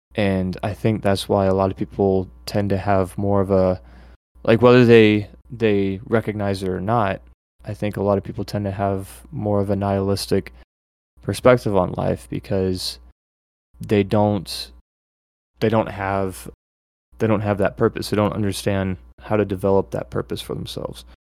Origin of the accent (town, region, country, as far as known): United States